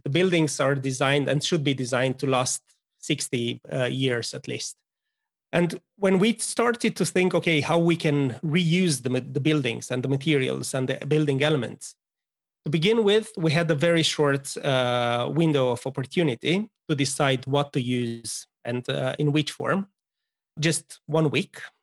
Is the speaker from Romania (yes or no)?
yes; Romania; moved away as an adult; I'm originally from Romania, as you are, uh, but moved here quite a while ago